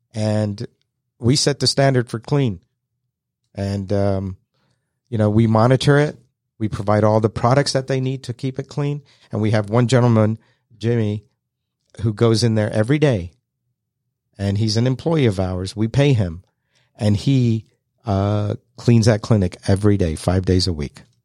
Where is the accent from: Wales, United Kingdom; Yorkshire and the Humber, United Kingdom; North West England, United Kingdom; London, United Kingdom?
London, United Kingdom; now in Kennesaw, United States; I was born and raised in London, moved to Kennesaw, Georgia back in nineteen seventy-eight